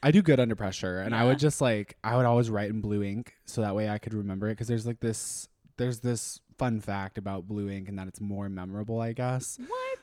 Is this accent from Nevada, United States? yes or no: no; Austin, Texas, United States; also born or lived in Minnesota; I'm from Austin. So I was raised here. We technically I wasn't born here, so I was originally born in Minnesota, but we moved here whenever I was 5